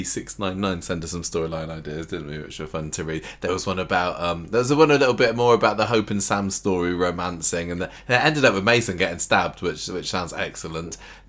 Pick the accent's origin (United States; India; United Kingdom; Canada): Canada; I'm from Canada, but I watch live always in the UK when it's on because I've got access to it. And I'm ahead in Canada